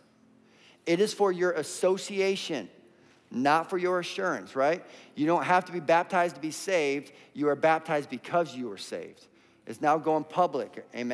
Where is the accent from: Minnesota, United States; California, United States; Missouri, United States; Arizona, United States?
Minnesota, United States; now in Indiana, United States; We're from Minnesota, and our custom is you take your shoes off at the door